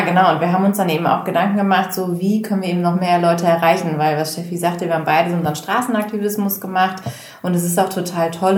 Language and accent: German; Bergisch Gladbach, North Rhine-Westphalia, Germany; now in Hamburg, Germany; Ich komme eigentlich aus dem Rheinland, also aus der Nähe von Köln.